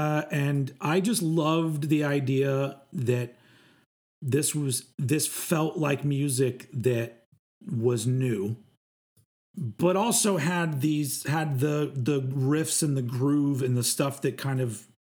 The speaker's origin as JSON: {"language": "English", "region": "Texas", "country": "United States", "said": "Bill Hicks was a big deal for me when I was younger too, because I was from Texas"}